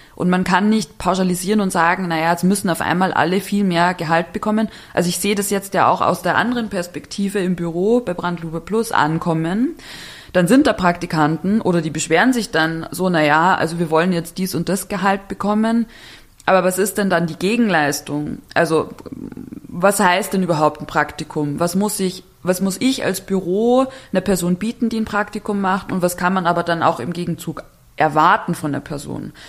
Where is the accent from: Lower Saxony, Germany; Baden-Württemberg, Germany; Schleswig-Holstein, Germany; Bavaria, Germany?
Bavaria, Germany; now in Berlin, Germany; ich komme aus, aus Bayern, aus dem kleinen Dorf